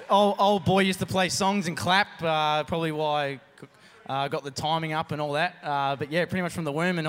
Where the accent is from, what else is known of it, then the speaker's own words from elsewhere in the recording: Rosebud, Victoria, Australia; Well, down on the Mornington Peninsula, down in Rosebud.